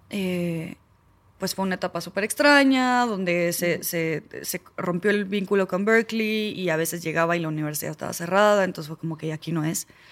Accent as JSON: {"language": "Spanish", "country": "Argentina", "moved": "yes", "lives_now": "Mexico", "said": "yo soy argentina"}